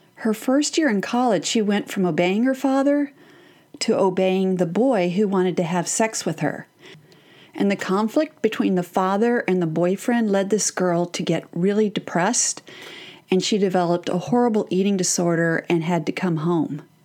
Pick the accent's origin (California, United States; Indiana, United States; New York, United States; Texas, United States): Texas, United States; I'm from Texas?